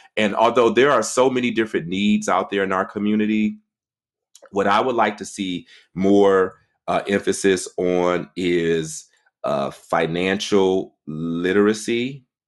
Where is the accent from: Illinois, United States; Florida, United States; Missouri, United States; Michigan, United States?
Michigan, United States; Detroit; moved away as an adult; now in Washington, D.C., United States; I was born and raised in Detroit, Michigan. I was there for basically thirty years of my life